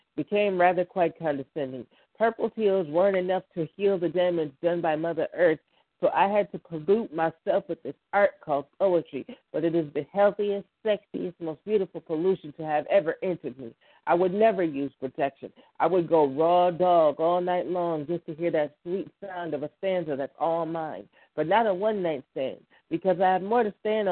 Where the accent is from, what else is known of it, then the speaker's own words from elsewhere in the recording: Buffalo, New York, United States; I am from Buffalo, New York, 716